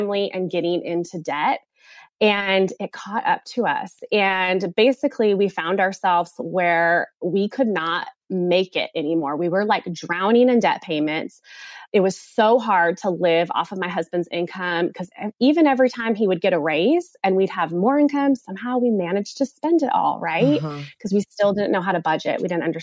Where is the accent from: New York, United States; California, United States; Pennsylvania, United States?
California, United States; moved away as an adult; now in South Carolina, United States; we are from California. We don't live in California now. We live in South Carolina now.